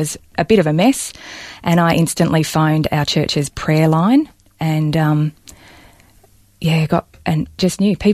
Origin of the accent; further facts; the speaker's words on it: Balnarring, Victoria, Australia; I was born and raised in Balnarring on the Mornington Peninsula